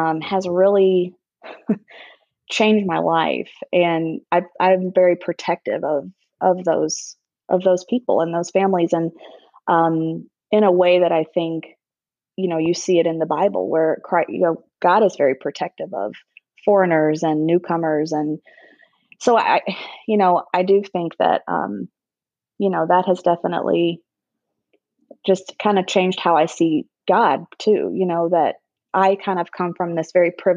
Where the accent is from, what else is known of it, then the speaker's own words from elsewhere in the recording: Charleston, South Carolina, United States; moved away as an adult; now in Chicago, United States; growing up in Charleston, South Carolina